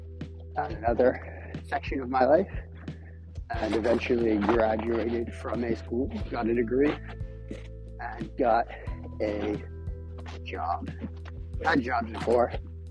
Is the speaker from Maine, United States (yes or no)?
yes; Maine, United States; I am from Southern Maine. I have been in Southern Maine for most of my life.